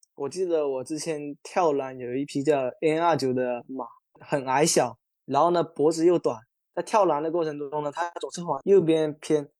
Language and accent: Chinese; Qingyuan, Guangdong, China; moved away as an adult; now in Hong Kong; 我是新人，以前是在体校练田径短跑的